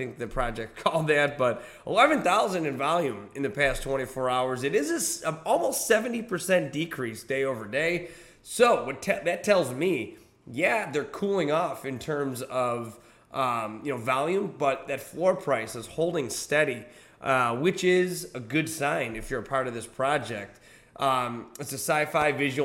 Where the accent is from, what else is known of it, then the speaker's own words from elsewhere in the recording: United States; I'm from the United States of America